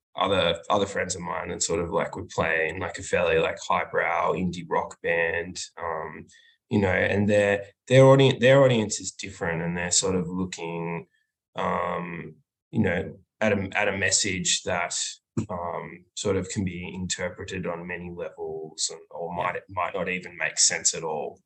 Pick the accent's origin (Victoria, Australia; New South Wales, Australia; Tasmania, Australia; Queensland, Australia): Victoria, Australia; Melbourne; We're from Melbourne, Australia